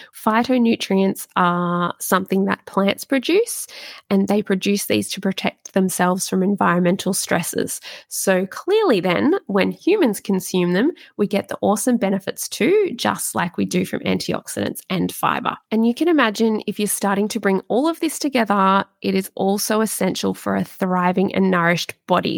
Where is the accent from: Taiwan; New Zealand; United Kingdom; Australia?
Australia; I'm really Aussie